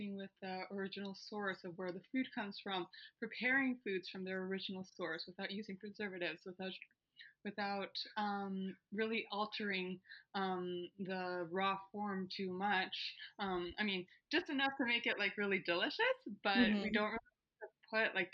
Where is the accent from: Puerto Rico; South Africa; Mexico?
Mexico; Puerto Vallarta, Jalisco; moved away as an adult; now in Canada; I'm born and raised in Mexico.